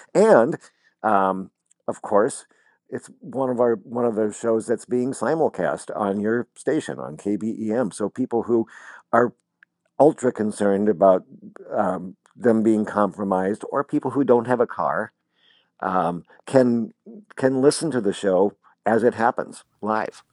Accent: Lincoln, Nebraska, United States; moved away; I was still living in my hometown of Lincoln, Nebraska

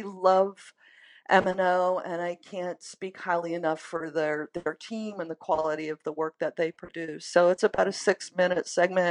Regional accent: Maine, United States; now in Minneapolis, United States; I grew up in Maine

